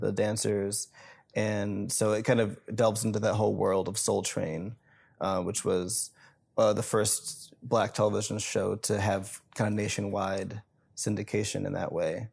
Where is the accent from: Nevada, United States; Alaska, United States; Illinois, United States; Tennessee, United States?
Illinois, United States; Rockford; It's a bridge that's overlooking the Rock River in Rockford, Illinois, and that's my hometown